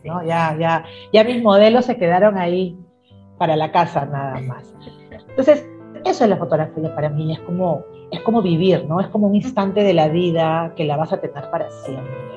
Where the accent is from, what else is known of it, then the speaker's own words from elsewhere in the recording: Chimbote, Ancash, Peru; also born or lived in Trujillo, Peru; now in Lima, Peru; Yo nací en la ciudad de Trujillo, aquí en Perú, en la ciudad de la primavera, pero desde muy pequeñita me fui a vivir a la ciudad de Chimbote